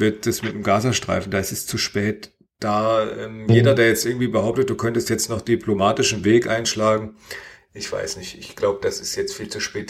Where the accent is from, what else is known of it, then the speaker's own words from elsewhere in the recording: Germany; bei uns in Deutschland